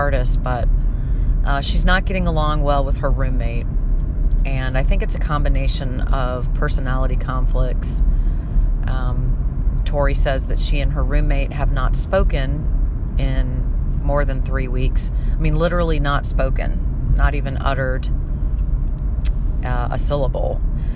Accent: St. Louis, Missouri, United States; moved away; I recently flew back to St. Louis, which is my hometown

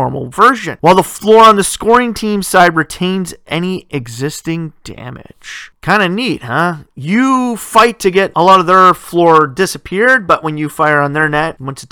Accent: Canada; I come from Canada

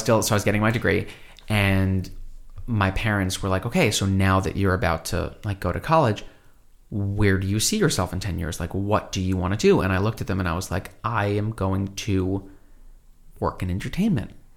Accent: Brooklyn, New York, United States; I grew up in Brooklyn

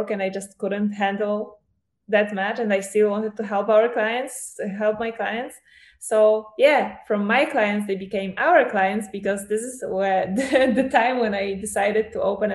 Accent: Poland; also born or lived in Portugal; I'm from Poland

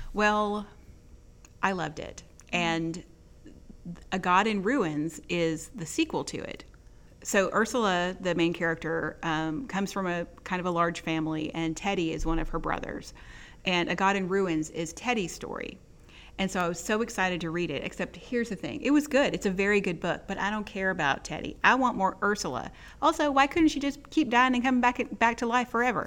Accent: Texas, United States; now in Mississippi, United States; I grew up in Texas

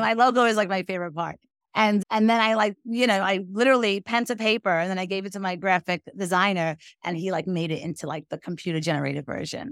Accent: New York City, New York, United States; I'm from Brooklyn, New York

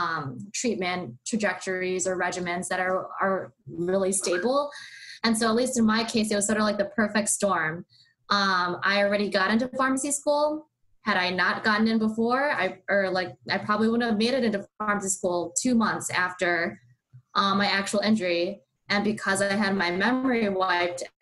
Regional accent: Madison, Wisconsin, United States; I'm from Madison, Wisconsin, and I went to UW-Madison for my undergrad

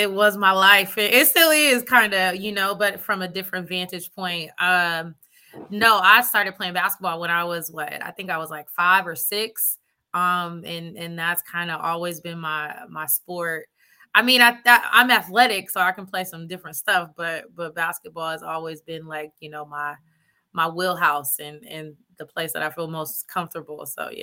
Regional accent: Stockton, California, United States; I didn't grow up then. I grew up when it was good, very community-based, which it still is.

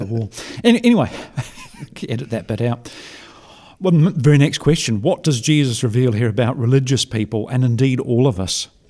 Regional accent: New Zealand; as a New Zealander

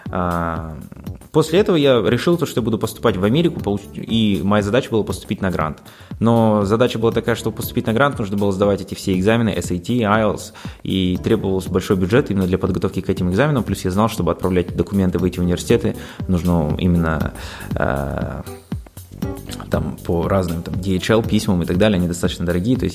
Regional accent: Aktobe, Aktobe Region, Kazakhstan; Сам я родом из Ахтубе, учился в разных школах, учился в зарубежных школах, потом по приезду уже в Казахстан заинтересовался именно изучением и подготовкой к международным экзаменам

